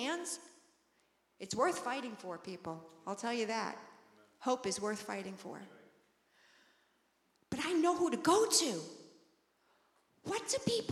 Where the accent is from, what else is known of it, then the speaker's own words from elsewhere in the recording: Long Island, New York, United States; I grew up on Long Island, so very, very close to the beach